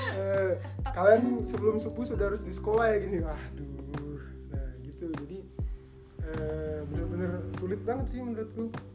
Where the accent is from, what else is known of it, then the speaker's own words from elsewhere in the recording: Samarinda, East Kalimantan, Indonesia; di asal kota asalku di Samarinda